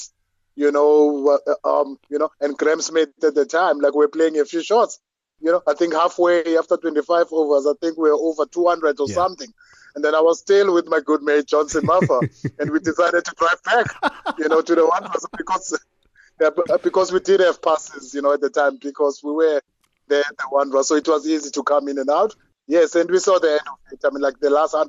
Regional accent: Soweto, Gauteng, South Africa; I grew up in Soweto, in Orlando East, like the late 80s.

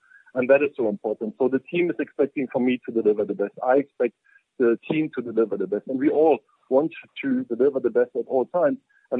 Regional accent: Berlin, Germany; accent: German; now in South Africa; as you can hear by my accent, I'm from Germany and from Berlin.

